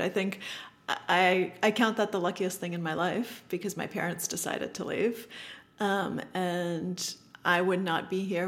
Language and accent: English; Boston suburbs, New England, Massachusetts, United States; English is a second language; I grew up in New England, um, in the Boston suburbs.